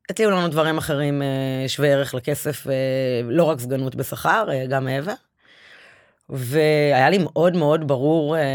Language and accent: Hebrew; Bat Yam, Tel Aviv District, Israel; וגם גדלתי בעיר כל החיים.